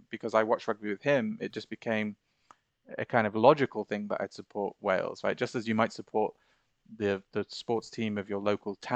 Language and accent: English; Bahrain; I was so annoyed that we'd not been allowed to study Arabic uh, growing up in Bahrain, like I remember our parents had